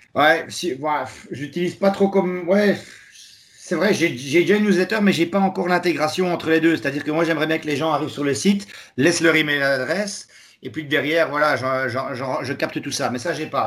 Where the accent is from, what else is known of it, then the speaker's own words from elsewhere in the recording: Charleroi, Wallonia, Belgium; je suis belge de la région de Charleroi